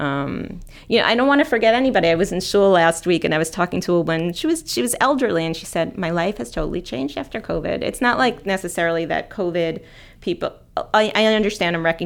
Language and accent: English; West Hempstead, New York, United States; I grew up in West Hempstead